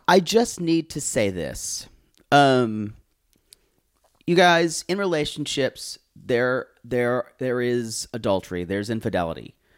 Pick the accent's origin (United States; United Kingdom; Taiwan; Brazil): United States; the South, Southern United States; the Southern culture that I was raised